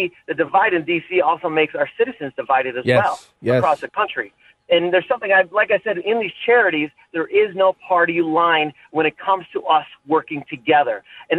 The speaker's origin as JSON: {"language": "English", "area": "Lackawanna County", "region": "Pennsylvania", "country": "United States", "tie": "born or raised there", "said": "the county I grew up in Lackawanna County"}